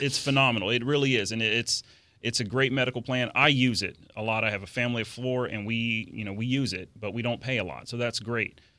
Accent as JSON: {"language": "English", "town": "Orlando", "region": "Florida", "country": "United States", "tie": "born or raised there", "said": "I grew up in the Orlando area"}